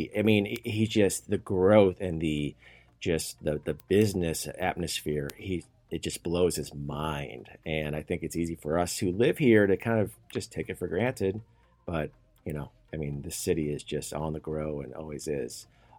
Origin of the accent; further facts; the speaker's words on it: St. Louis, Missouri, United States; moved away as an adult; now in Frisco, United States; We moved here from Missouri. We moved from a town of 12,000 in southwest Missouri. I grew up in St. Louis.